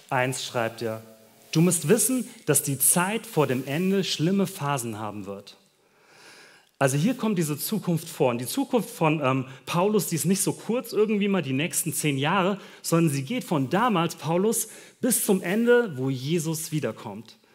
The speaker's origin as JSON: {"language": "German", "country": "Germany", "said": "Du, wir als Deutsche können uns überhaupt nicht vorstellen, wie weit das voneinander ist."}